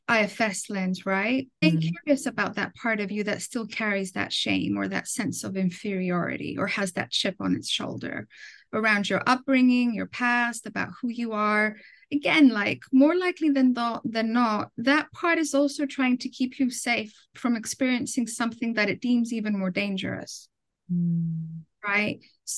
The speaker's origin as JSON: {"language": "English", "town": "Athens", "region": "Attica", "country": "Greece", "tie": "born or raised there", "also_born_or_lived": "London, United Kingdom", "moved": "as an adult", "lives_now": "United States", "said": "I was born in Athens, Greece, but my parents, because of work, they immigrated to London, in the UK. And I finished elementary school there. And then when I was 10 or 11, they immigrated back to Greece."}